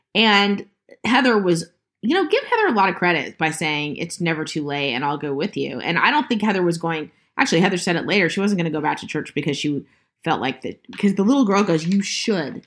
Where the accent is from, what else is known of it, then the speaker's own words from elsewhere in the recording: Utah, United States; I went to high school and junior high with my brother-in-law. It's disturbing, I know, it's 'cause I'm from Utah